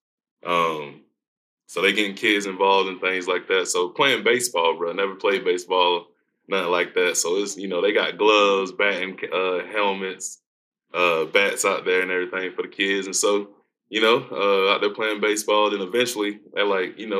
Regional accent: Aiken, South Carolina, United States; now in Kentucky, United States; I grew up in Aiken, South Carolina

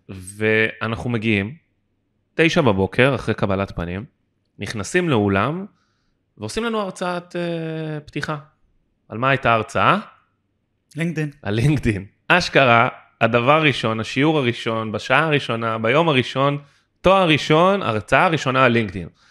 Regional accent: Israel; אני גדלתי בארץ

